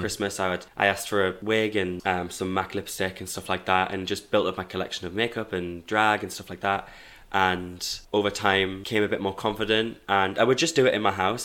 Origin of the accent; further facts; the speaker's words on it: Hebburn, North East England, United Kingdom; moved away as an adult; now in Manchester, United Kingdom; So I'm from Newcastle, born and raised in Hebburn, South Tyneside